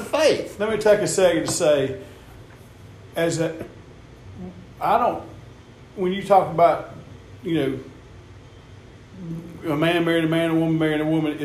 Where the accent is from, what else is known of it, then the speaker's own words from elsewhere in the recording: the South, United States; we're from the South